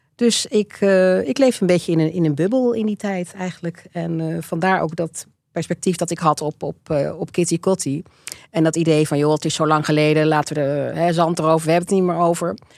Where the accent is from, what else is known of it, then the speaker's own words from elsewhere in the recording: Netherlands; also born or lived in Rotterdam / Wageningen / Leiden; ik ben opgegroeid in um, Alphen aan de Rijn en in Wageningen.